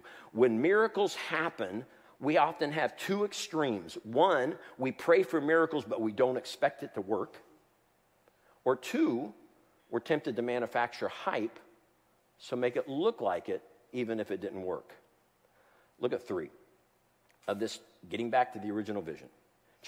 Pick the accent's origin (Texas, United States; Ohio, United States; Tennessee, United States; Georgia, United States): Ohio, United States; Columbus; When I was growing up in Columbus, Ohio